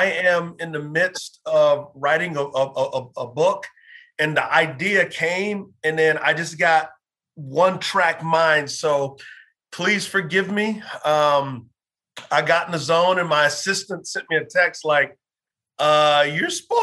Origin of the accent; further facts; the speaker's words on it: San Antonio, Texas, United States; moved away as an adult; So I grew up in San Antonio, Texas.